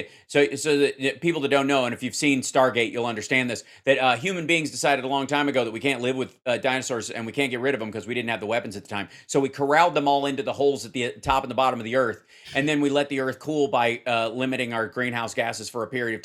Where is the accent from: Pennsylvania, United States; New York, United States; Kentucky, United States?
Kentucky, United States; also born or lived in Cincinnati, Ohio; grew up in Kentucky